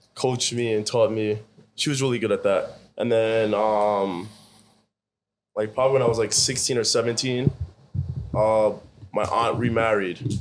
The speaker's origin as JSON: {"language": "English", "town": "Scarsdale", "region": "New York", "country": "United States", "tie": "born or raised there", "said": "I grew up in Scarsdale"}